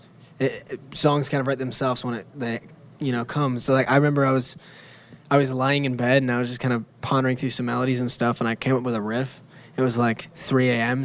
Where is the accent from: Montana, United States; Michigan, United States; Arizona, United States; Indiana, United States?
Michigan, United States; We're from Michigan, so that's what we do. We cut wood all the time